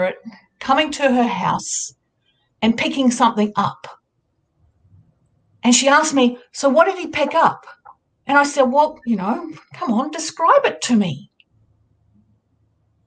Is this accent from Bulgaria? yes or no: no; Australia; accent: Australian; I'm an Australian. You'd be able to tell by my accent. It's the next day here